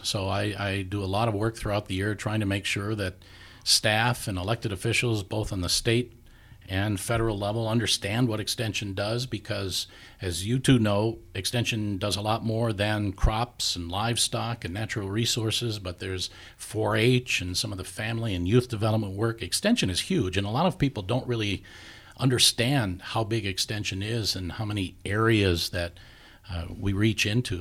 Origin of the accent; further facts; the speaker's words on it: Saint Paul, Minnesota, United States; also born or lived in Mississippi; I grew up a lot in Saint Paul